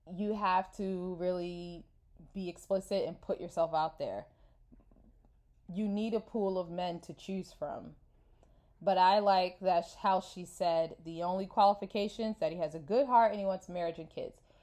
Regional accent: New York, United States; moved away as an adult; I'm from New York

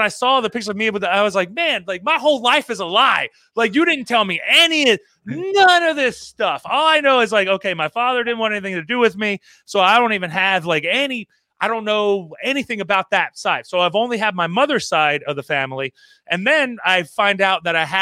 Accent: Florida, United States; also born or lived in Maryland; I was born in Maryland, and then I moved to Florida. And moving to Florida when I was like three years old

